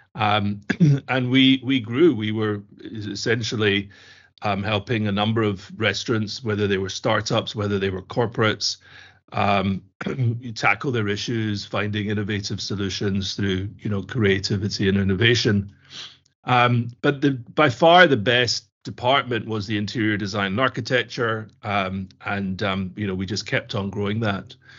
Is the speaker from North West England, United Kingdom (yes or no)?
no; Glasgow, Scotland, United Kingdom; I grew up in Scotland, in Glasgow